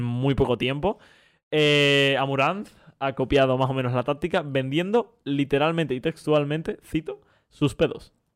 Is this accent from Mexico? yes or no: no; Spain; nosotros que somos españoles